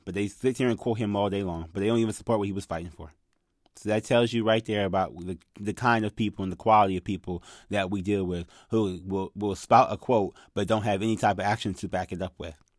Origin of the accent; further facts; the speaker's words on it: United States; I grew up in America